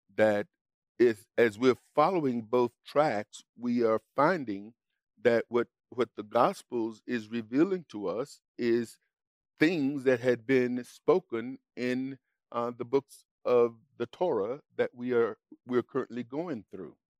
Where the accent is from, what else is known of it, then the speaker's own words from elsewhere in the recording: Mississippi, United States; for the greater part of my life growing up in Mississippi